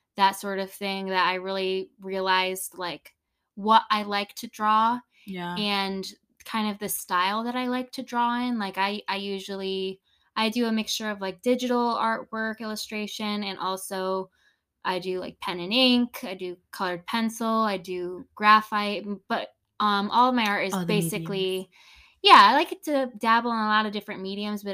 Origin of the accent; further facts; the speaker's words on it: Central Connecticut, United States; I grew up in Connecticut. Central Connecticut. Now I live in kind of Northern Connecticut